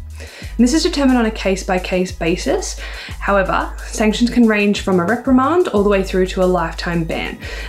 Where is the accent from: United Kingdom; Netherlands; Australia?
Australia; I'm an Australian swimmer.